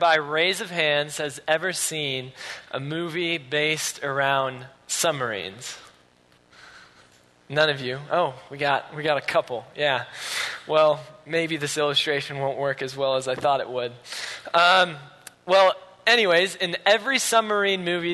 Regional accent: Grand Rapids, Michigan, United States; now in Utah, United States; I'm from Grand Rapids

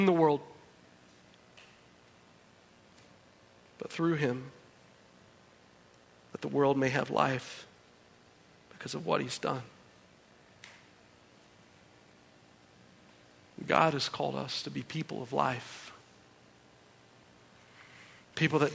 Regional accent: United States; as American citizens

